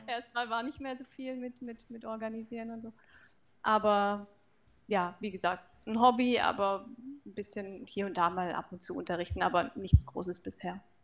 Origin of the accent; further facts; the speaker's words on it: Pforzheim, Baden-Württemberg, Germany; now in Karlsruhe, Germany; ich komme aus Karlsruhe und auch ursprünglich äh, nicht hierher, aber aus Pforzheim ist nicht weit weg von hier.